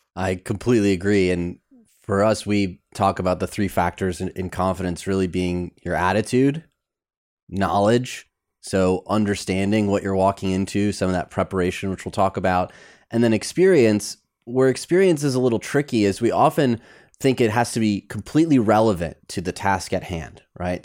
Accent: Michigan, United States; growing up in Michigan, we played bumper bowling

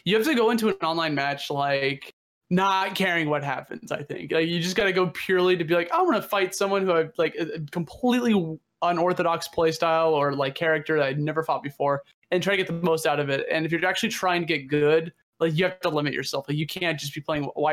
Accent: Nebraska, United States; moved away; I'm originally from Nebraska.

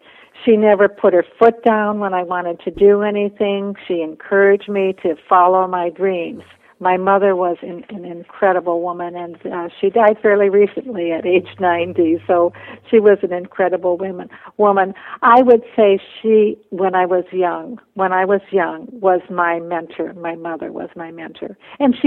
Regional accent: Minnesota, United States; also born or lived in Bolivia; I went to school full-time to the University of Minnesota

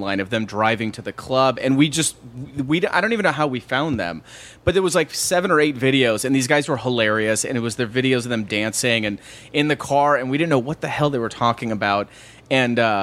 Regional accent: Bay Area, California, United States; I'm from the Bay Area

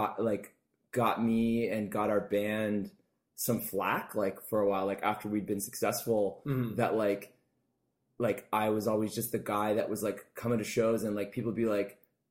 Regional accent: Burlington, Ontario, Canada; moved away as an adult; I was born in Burlington

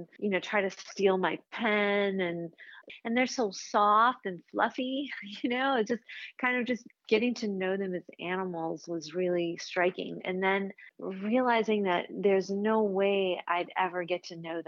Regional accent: Chicago, Illinois, United States; I grew up in Chicago

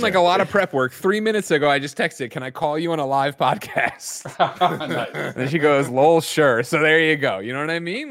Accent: Glen Ellyn, Illinois, United States; moved away as an adult; also born or lived in Chicago; now in San Francisco, United States; I was originally born in Chicago.

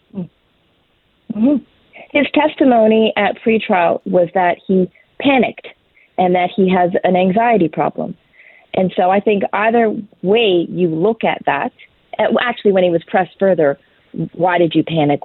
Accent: Canada

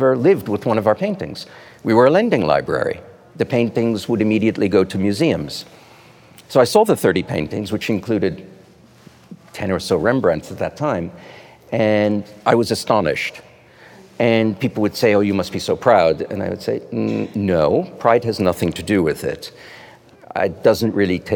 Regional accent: United States; as an American

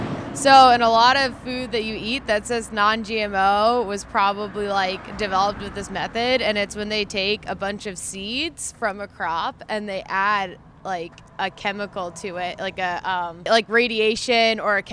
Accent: New Jersey, United States; now in Corvallis, United States; I'm from New Jersey.

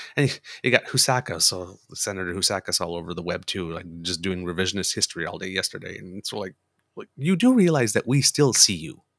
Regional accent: Canada; I'm Canadian

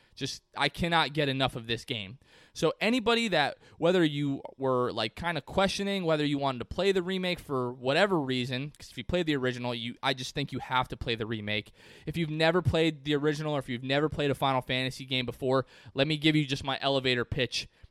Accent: Port Richey, Florida, United States; my hometown of Port Ritchie, Florida

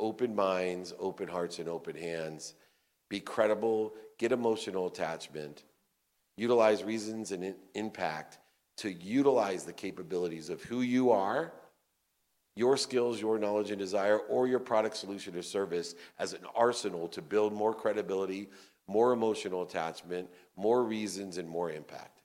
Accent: Akron, Ohio, United States; I was born in Akron, Ohio, to a single mom with 6 kids

